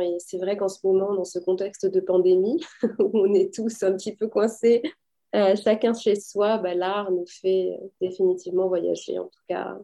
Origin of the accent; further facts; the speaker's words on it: France; moved away as an adult; also born or lived in Paris / United States; now in Toronto, Canada; je viens de France